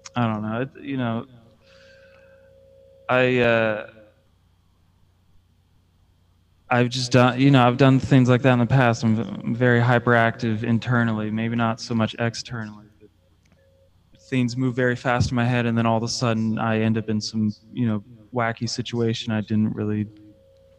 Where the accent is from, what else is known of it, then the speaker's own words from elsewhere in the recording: Hilliard, Ohio, United States; I'm from Hilliard, so I am a suburban white boy